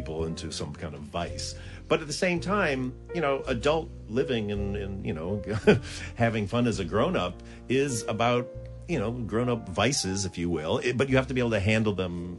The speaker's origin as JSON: {"language": "English", "region": "Michigan", "country": "United States", "said": "I'm from Michigan"}